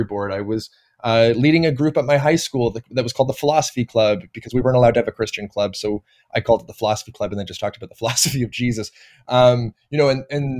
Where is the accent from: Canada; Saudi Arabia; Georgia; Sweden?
Canada; Toronto, Ontario; I was born and raised in Toronto